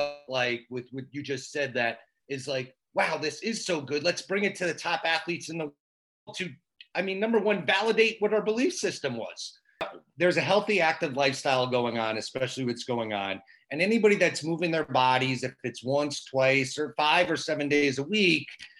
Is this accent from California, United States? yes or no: no; Michigan, United States; we're from Michigan.